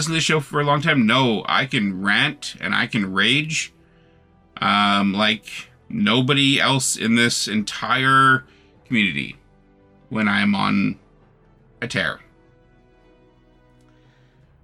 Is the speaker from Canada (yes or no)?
yes; Canada; I am Canadian